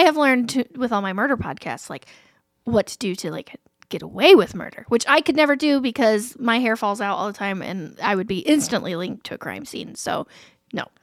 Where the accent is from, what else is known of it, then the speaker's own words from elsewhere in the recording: Alexandria, Indiana, United States; I grew up in Alexandria